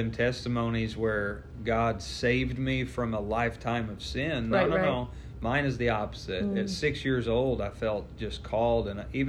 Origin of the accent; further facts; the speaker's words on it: Southern Illinois, United States; Yeah, well, I'm from Southern Illinois.